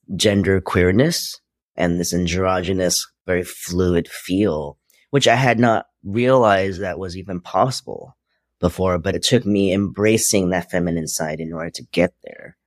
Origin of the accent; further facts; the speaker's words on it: New York City, New York, United States; also born or lived in Hong Kong; now in Los Angeles, United States; just raised in Queens. I was born in Hong Kong